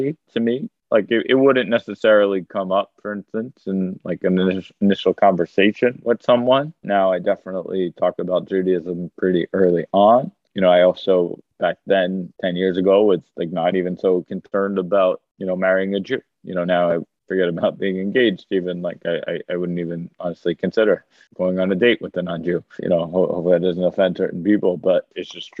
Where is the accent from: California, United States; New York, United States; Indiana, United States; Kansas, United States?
New York, United States; New York City; born and raised on the Upper West Side in Manhattan